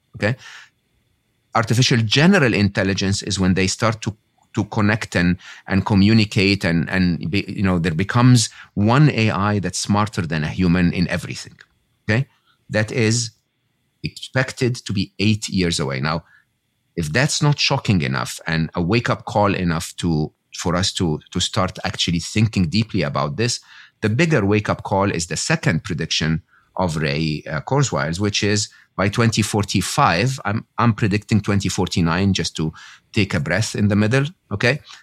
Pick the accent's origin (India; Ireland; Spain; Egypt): Egypt; moved away; I was born and raised in Egypt